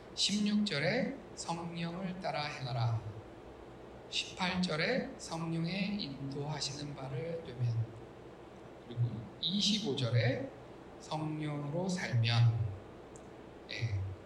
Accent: South Korea; 우리 한국인들

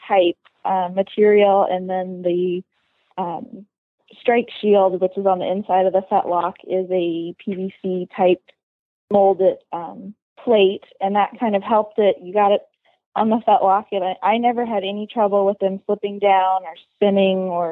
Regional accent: Washington, United States

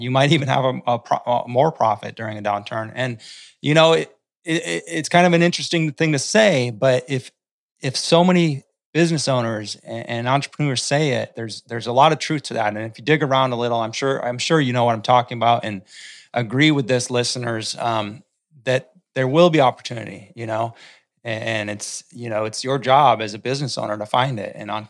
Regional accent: North Dakota, United States; I've, I've seen it. I grew up in North Dakota.

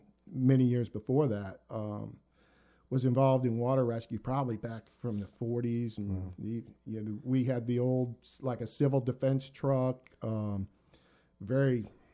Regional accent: Detroit, Michigan, United States; moved away as an adult; also born or lived in Orange County, Virginia / Richmond, Virginia; now in Virginia, United States; I grew up in Detroit, Michigan. My father was a police officer. My whole neighborhood was either police or fire.

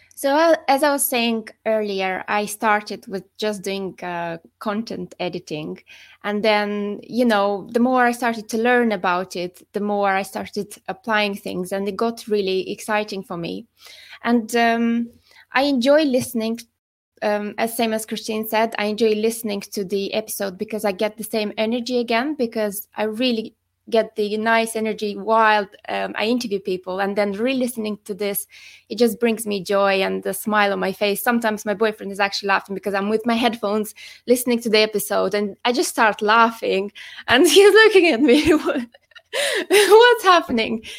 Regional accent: Moldova; moved away; I'm originally from the Republic of Moldova, but I've been living abroad for quite a few years

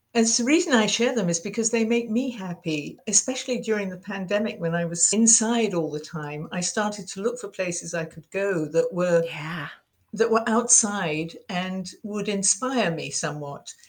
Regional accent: United Kingdom; accent: English; moved away as an adult; now in United States; being British

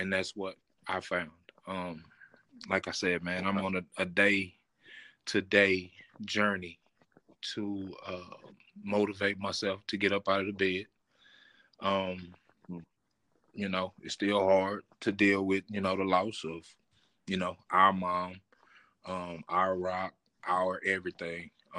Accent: Terrell, Texas, United States; born there

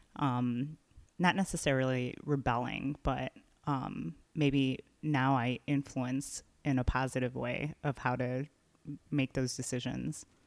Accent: Chicago, Illinois, United States; I'm from here, I love Chicago

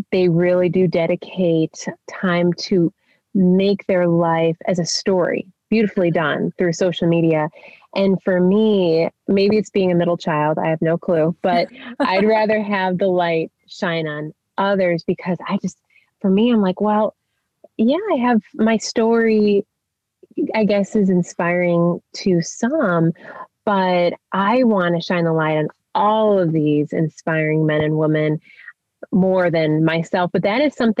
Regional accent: Chicago, Illinois, United States; moved away as an adult; I'm from the Chicago area and all that that entails with family and friends

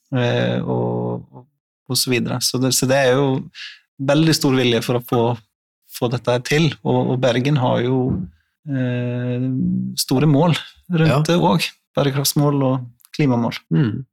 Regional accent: Iceland; now in Norway; jeg er jo islending

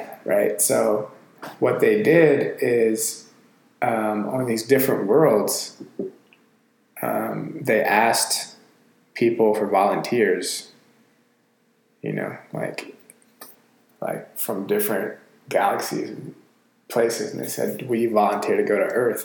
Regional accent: Atlanta, Georgia, United States; I'm from Atlanta

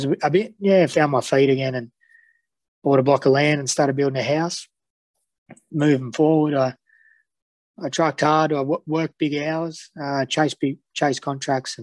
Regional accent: Dubbo, New South Wales, Australia; also born or lived in Sydney; I was born and bred in Dubbo. It's a nice little country town.

